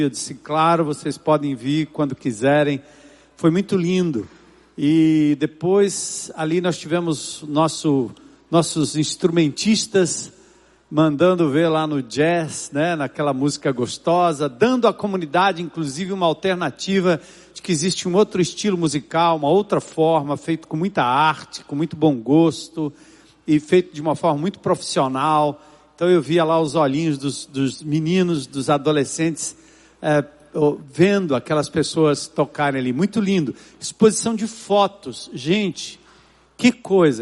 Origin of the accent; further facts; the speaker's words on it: São Paulo, Brazil; desde que eu nasci e me criei na Zona Norte de São Paulo